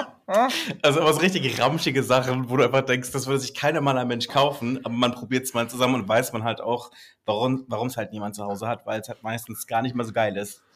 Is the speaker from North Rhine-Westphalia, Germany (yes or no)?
no; Black Forest, Baden-Württemberg, Germany; accent: Swabian; bei uns im Schwarzwald.